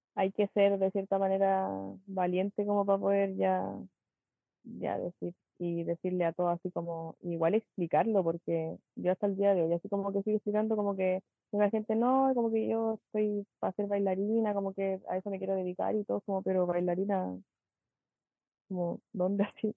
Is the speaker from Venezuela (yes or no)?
no; Chile; moved away as an adult; now in Santiago, Chile; soy de Chilemo, siempre he sido acá, en verdad, de chiquitita, por lo menos de que tengo memoria de quinto básico. Antes era de Santiago, cuando era muy chica, nací allá y todo, y después me vine para acá